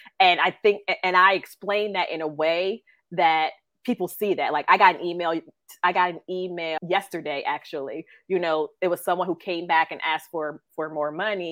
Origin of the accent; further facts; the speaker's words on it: New Jersey, United States; I'm from South Jersey